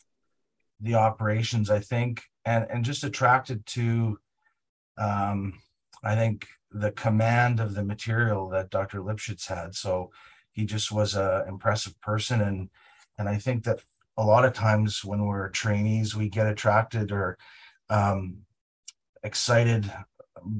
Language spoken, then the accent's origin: English; Winnipeg, Manitoba, Canada; moved away as an adult; also born or lived in Toronto; now in Calgary, Canada; I was born in Winnipeg, Manitoba, and I grew up in Winnipeg